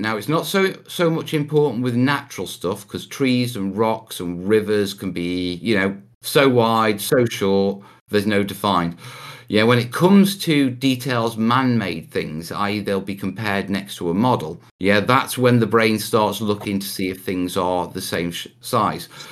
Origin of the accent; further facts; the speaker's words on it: Anglesey, North Wales, United Kingdom; also born or lived in Stoke-on-Trent (family origin); I grew up in North Wales, yeah, which is, you know, the Welsh mountains, beaches, walking across the headland. And as a kid, I grew up in a place called Anglesey